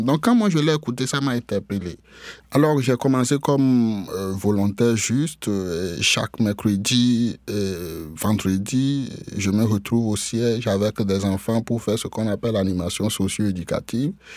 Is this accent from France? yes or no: no; Atakpamé, Plateaux, Togo; moved away as an adult; now in Canada; Je suis né au Togo, euh, dans une euh, ville appelée Atakpamé.